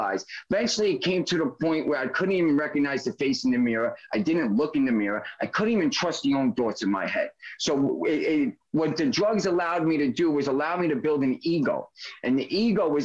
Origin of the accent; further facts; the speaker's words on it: New York City, New York, United States; I'm a New Yorker